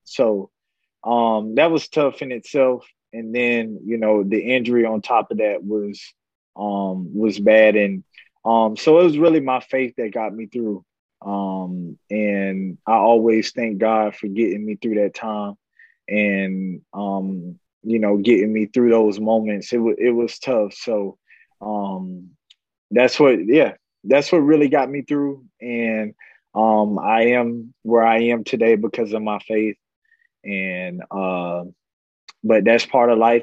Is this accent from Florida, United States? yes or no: yes; Florida, United States; moved away as an adult; I was growing up in Florida